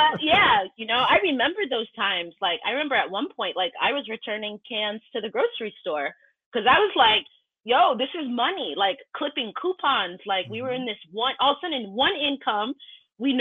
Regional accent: Boston area, Massachusetts, United States; moved away as an adult; also born or lived in Cambridge, Massachusetts / Brockton, Massachusetts; now in Vermont, United States; originally from the Boston area, Massachusetts, born in and started to raise up in Cambridge, spent a good amount of my time in Brockton, but I've lived in Massachusetts for most of my

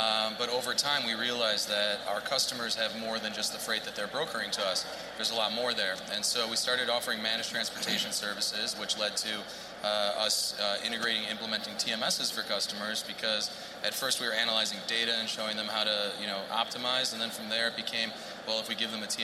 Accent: Chicago, Illinois, United States; This is my hometown, born and raised

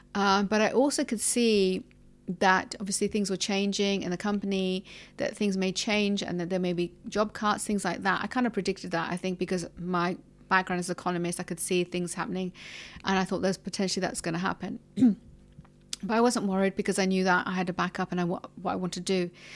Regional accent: London, United Kingdom; moved away as an adult; now in United Arab Emirates; I'm from London and I've been here in the U A E for about, I think, nearly thirteen years.

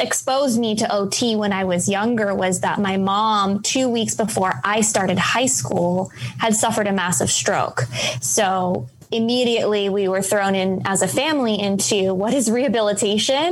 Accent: San Diego, California, United States; I grew up in San Diego, California

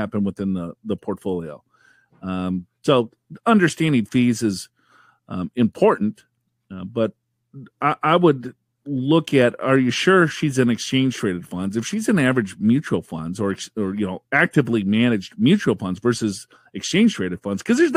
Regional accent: Minnesota, United States; I'm from Minnesota

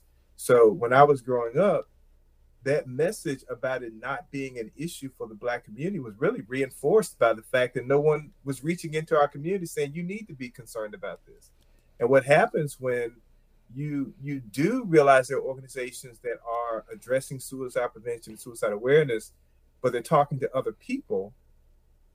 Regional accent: Plymouth, North Carolina, United States; I grew up in rural North Carolina. The size of my hometown, Plymouth, North Carolina, is probably about 4,000 people

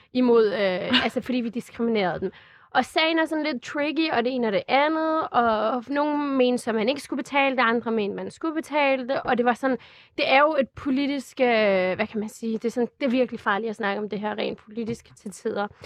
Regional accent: Glostrup, Capital Region of Denmark, Denmark; also born or lived in Albertslund; jeg er født på Glostrup Hospital, jeg er vokset op i Danmark, jeg kan dansk flydende

